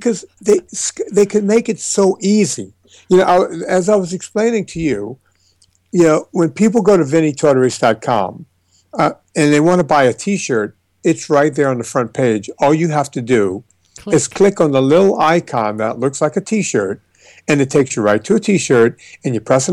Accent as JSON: {"language": "English", "town": "Donaldsonville", "region": "Louisiana", "country": "United States", "tie": "born or raised there", "said": "my hometown of Donaldsonville"}